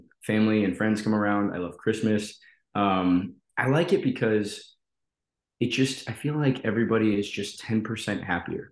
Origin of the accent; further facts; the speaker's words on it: Colorado, United States; I grew up in Colorado